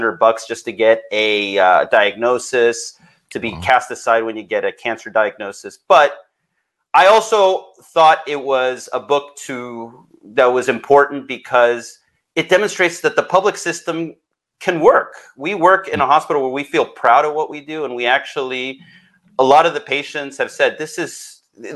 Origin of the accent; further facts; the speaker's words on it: Texas, United States; I grew up in Texas